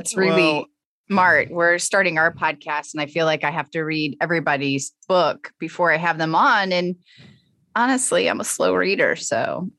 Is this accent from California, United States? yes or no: no; St. Louis, Missouri, United States; Yes, okay. I am from St. Louis and did some work with the Cardinals.